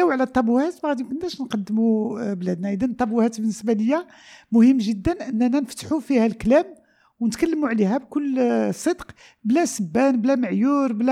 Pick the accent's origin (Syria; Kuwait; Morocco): Morocco; Casablanca, Casablanca-Settat; also born or lived in El Jadida / Rabat; انا كذلك خلقت في جديده كبرت في الدار البيضاء والدار البيضاء عندي ليها واحد المحبه كبيره وجديده كذلك معلوم آه، عشت بعد سنوات في الرباط